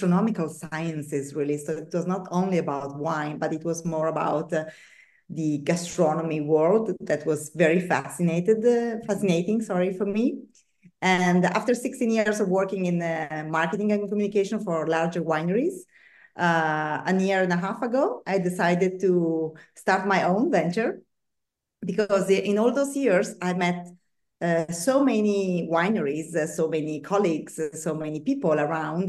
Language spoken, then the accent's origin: English; Bergamo, Lombardy, Italy; moved away as an adult; also born or lived in Tuscany; now in Piombino, Italy; I am not from Tuscany. I come from the north of the country, from Bergamo, which is a pretty town nearby Milan.